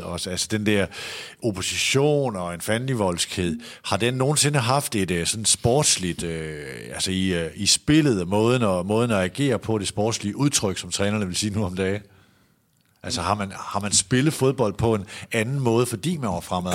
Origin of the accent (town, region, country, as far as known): Aalborg, North Denmark Region, Denmark; born or raised there; moved away